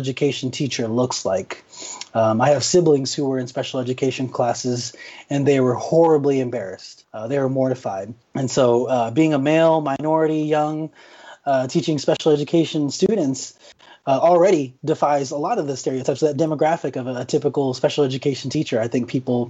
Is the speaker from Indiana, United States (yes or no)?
no; Phoenix, Arizona, United States; I grew up in West Phoenix